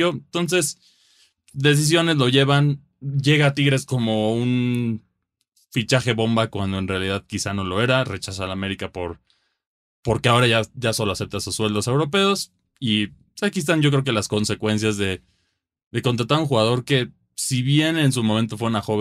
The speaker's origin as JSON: {"language": "Spanish", "country": "Mexico", "said": "como mexicano"}